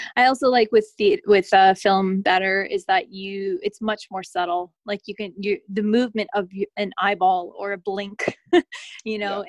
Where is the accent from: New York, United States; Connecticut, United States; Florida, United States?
Connecticut, United States; moved away as an adult; also born or lived in Boston, Massachusetts; now in Los Angeles, United States; I'm from Connecticut originally